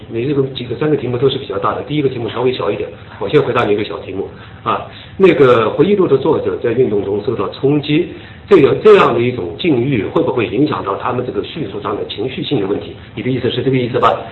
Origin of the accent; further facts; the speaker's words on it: China; 我们中国人